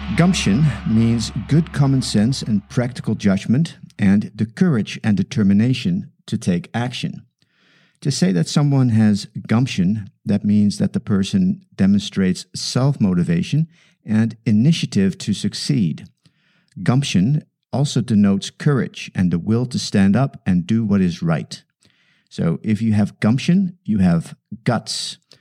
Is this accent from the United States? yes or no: no; Netherlands; English is a second language; moved away as an adult; now in South Africa; English is my second language. I emigrated from the Netherlands to South Africa when I was 24.